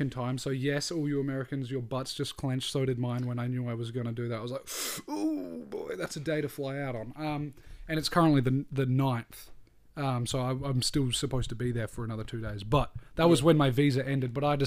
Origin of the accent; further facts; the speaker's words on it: Australia; we're Australian